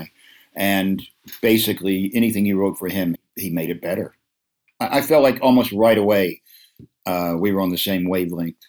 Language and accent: English; the South, United States; so many of my marginal relatives that I grew up with in the South, the ones, you know, coming out of the woods in North Carolina and Kentucky